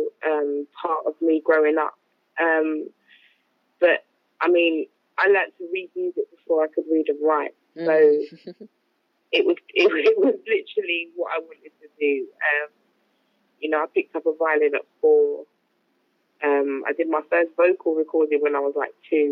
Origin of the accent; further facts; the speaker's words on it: Kent, South East England, United Kingdom; now in London, United Kingdom; I'm originally from Kent, but I now live in London.